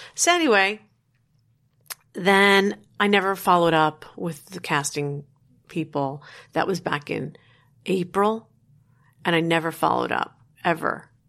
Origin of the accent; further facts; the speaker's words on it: Paterson, New Jersey, United States; born and raised in New Jersey